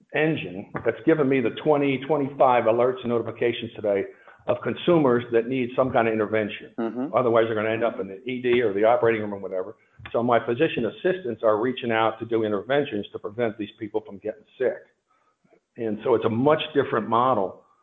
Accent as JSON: {"language": "English", "region": "suburban Pennsylvania", "country": "United States", "tie": "born or raised there", "also_born_or_lived": "Princeton, New Jersey", "said": "I was raised in suburban Pennsylvania"}